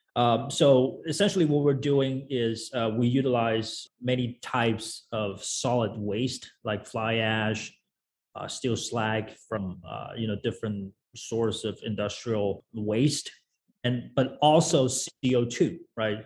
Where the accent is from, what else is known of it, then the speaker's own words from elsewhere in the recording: China; moved away as an adult; also born or lived in United States; I was uh, I was born and raised in China, and then went to uh, the U.S. for college.